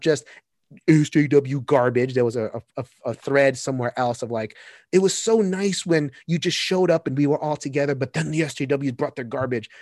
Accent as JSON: {"language": "English", "town": "New York City", "region": "New York", "country": "United States", "tie": "born or raised there", "said": "I grew up in Sunset Park, Brooklyn"}